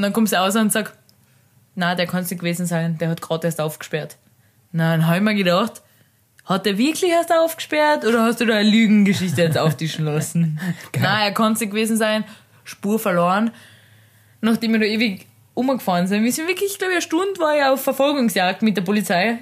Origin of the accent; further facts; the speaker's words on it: Carinthia, Austria; ich bin aus Kärnten